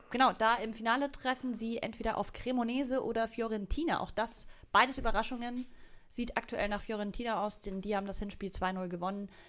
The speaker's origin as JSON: {"language": "German", "region": "Berlin", "country": "Germany", "said": "aber fand es als Berlinerin einfach sehr schön, äh, mal vor Ort zu sein."}